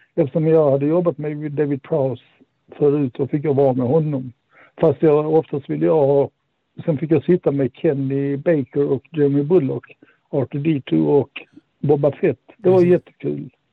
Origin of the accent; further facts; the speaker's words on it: Malmö, Skåne, Sweden; moved away; Jag är från Malmö ursprungligen